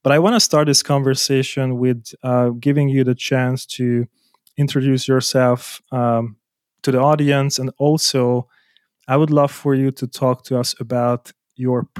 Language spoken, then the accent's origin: English; Hungary; English is a second language; moved away; also born or lived in Germany; I was born in Hungary